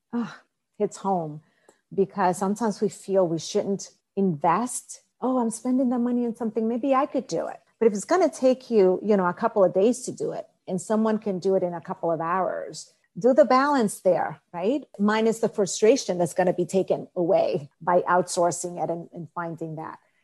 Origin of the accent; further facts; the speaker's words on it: Dominican Republic; I was born in Dominican Republic